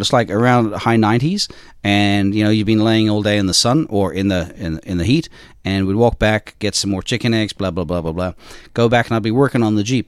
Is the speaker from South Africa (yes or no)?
yes; South Africa; moved away; also born or lived in Australia / Ireland; I'm Irish, um, but I grew up in South Africa